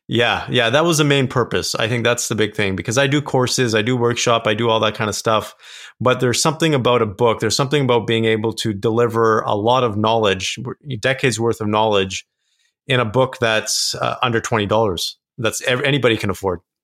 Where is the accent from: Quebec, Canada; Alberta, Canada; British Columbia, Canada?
British Columbia, Canada; Kelowna; I grew up in a small town in Canada. It's called Kelowna, British Columbia.